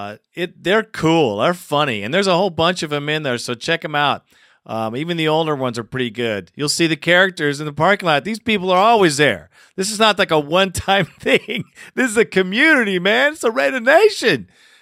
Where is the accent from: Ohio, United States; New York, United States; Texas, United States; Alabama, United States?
Alabama, United States; Montgomery; You know I was born in Montgomery, Alabama? Well, now you guys know that's where I was born, Montgomery, Alabama.